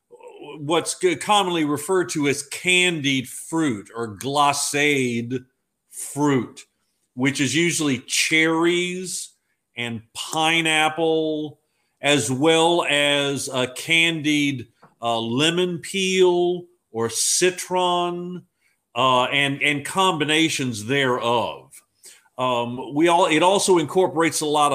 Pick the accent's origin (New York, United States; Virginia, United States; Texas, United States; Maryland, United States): Virginia, United States; Fredericksburg; my hometown of Fredericksburg